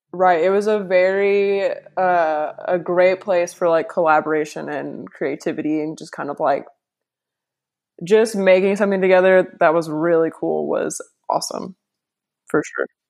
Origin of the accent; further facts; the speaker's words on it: Bowling Green, Kentucky, United States; I'm from Bowling Green.